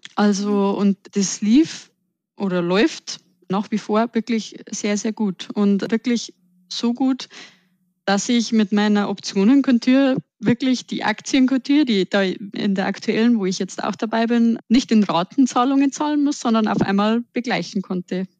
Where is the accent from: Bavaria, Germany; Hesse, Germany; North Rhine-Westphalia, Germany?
Bavaria, Germany; Upper; accent: Bavarian; ich komme aus dem tiefsten Oberbayern also seht es mir auch nach, wenn ich manchmal etwas ins Bayerische abrutsche